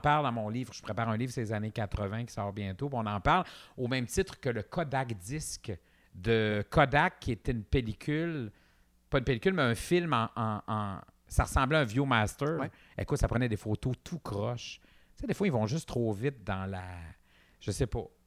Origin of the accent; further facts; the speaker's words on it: Quebec, Canada; on est des Nord-Américains parlant français